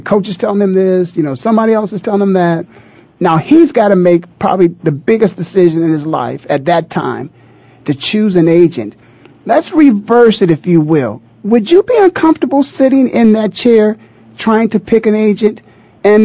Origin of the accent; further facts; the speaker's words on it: Canton, Ohio, United States; like myself, is born and raised in the Hall of Fame city, Canton, Ohio